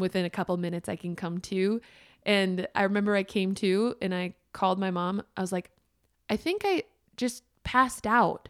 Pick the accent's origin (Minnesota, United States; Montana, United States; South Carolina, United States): Minnesota, United States; moved away; also born or lived in Wisconsin; I'm from Minnesota